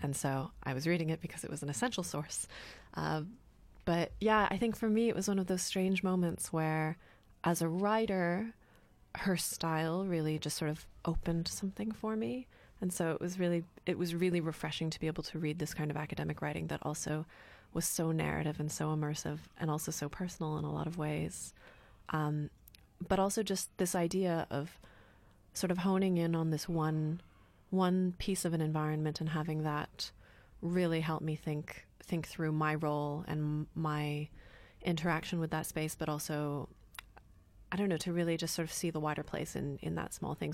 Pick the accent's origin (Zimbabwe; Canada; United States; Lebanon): Canada; also born or lived in United Kingdom; now in Berlin, Germany; in Canada when I was growing up